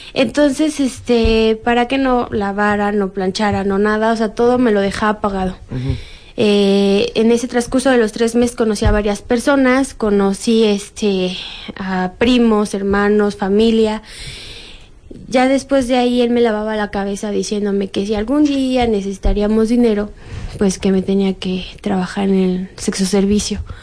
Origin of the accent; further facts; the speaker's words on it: Mexico City, Mexico; yo soy de aquí de México, fue aquí en Pino Suárez